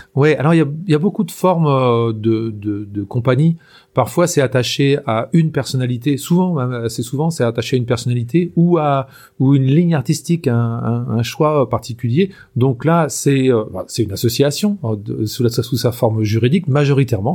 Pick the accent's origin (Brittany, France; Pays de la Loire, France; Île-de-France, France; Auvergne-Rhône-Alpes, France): Pays de la Loire, France; Anjou; je suis originaire de euh, vraiment de la région, quoi. Hein. Euh, je suis né en Anjou et en fait, je, vis toujours en Anjou